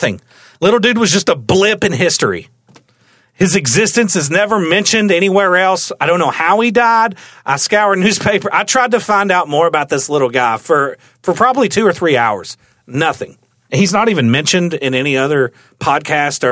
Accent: the South, United States; I'm Southern

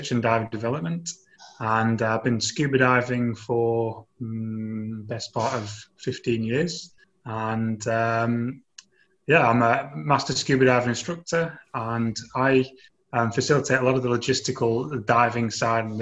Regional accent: Manchester, North West England, United Kingdom; moved away as an adult; also born or lived in Australia; now in South Africa; I'm originally from UK, Manchester, as you can hear my accent. Can't hide that.

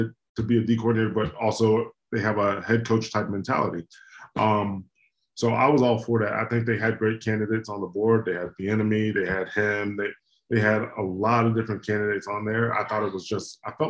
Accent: Dayton, Ohio, United States; I'm from Dayton, Ohio. Like, I'm 45 minutes away from that stadium, my hometown.

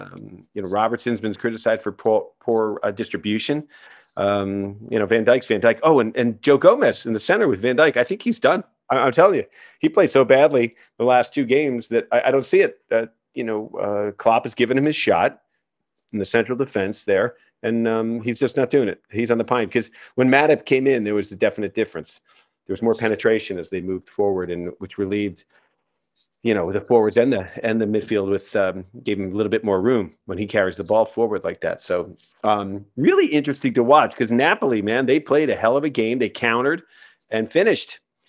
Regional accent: Ireland; Well, I'm an Irish guy

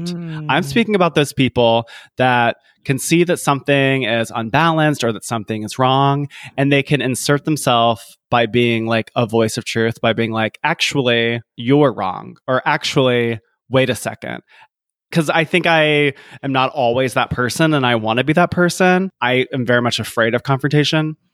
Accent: Columbia, South Carolina, United States; I'm from Columbia, South Carolina, and and USC, University of South Carolina, where I'm from

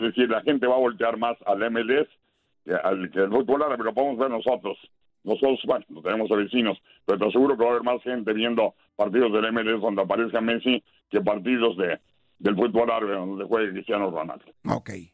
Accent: Mexico; nosotros como mexicanos

